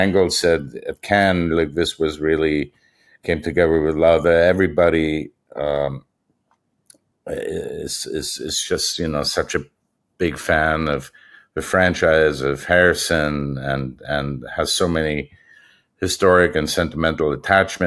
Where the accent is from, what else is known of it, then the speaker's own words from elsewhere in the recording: Germany; moved away; I was probably in high school in Germany